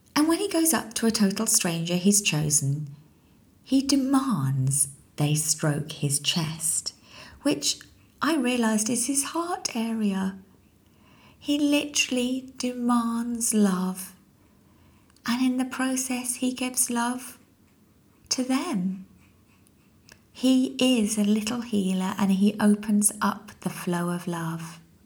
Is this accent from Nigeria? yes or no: no; United Kingdom; also born or lived in London; as a British citizen